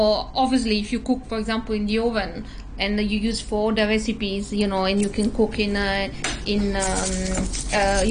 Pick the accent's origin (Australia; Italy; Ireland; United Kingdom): Italy; Southern Italy; moved away